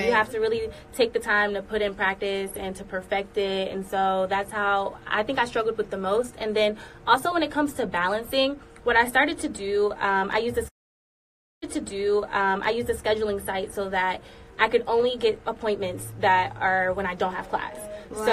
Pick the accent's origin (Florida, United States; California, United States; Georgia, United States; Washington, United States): Georgia, United States; Atlanta; Okay, so I'm from Atlanta, Georgia. I moved around a lot, so I graduated from North Atlanta High School.